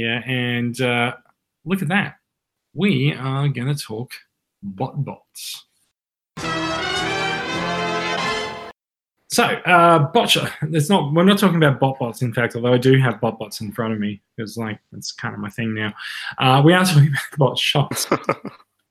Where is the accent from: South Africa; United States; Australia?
Australia; accent: Australian; we are Australian and we like to speak in Australian accents